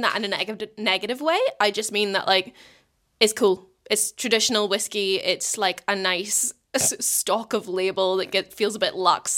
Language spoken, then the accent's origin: English; Portstewart, Northern Ireland, United Kingdom; moved away as an adult; also born or lived in Scotland; now in New Zealand; being from North Coast of Ireland, I'm from Port Stuart, it's just around the coast from, uh, Bush Mills